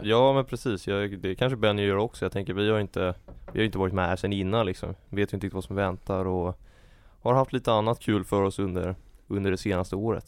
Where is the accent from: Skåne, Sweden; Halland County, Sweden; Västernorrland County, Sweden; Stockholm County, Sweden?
Stockholm County, Sweden; Täby; jag är från eh, Täby